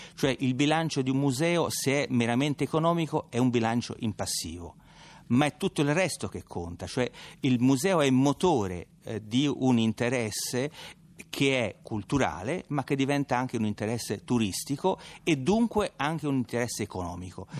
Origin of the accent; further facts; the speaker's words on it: Tuscany, Italy; accent: Tuscan; come mio accento tradisce, sono toscano